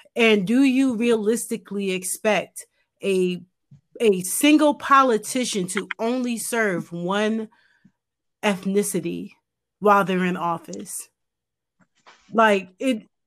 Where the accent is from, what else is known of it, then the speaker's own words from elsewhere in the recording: United States; we're American